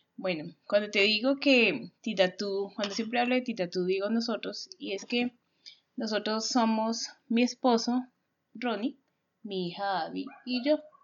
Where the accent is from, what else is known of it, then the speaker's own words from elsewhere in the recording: Colombia; nosotros somos una familia colombiana